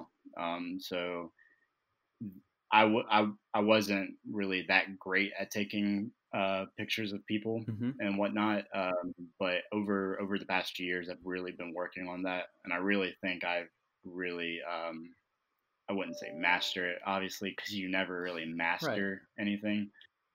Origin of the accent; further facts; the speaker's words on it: Charlotte, North Carolina, United States; I'm born and raised in Charlotte